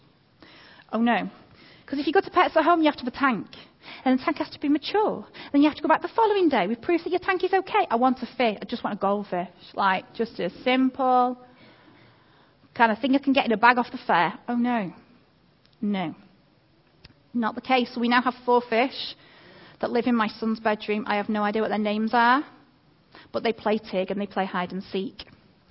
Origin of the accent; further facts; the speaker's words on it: Manchester, North West England, United Kingdom; also born or lived in Derby / North Wales; now in Chellaston, United Kingdom; I grew up in North Manchester